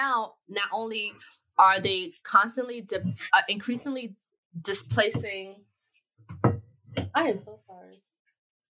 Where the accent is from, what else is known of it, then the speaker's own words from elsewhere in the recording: New York City, New York, United States; I grew up in Bed-Stuy. I grew up multiple places, but one of the places I grew up is Bed-Stuy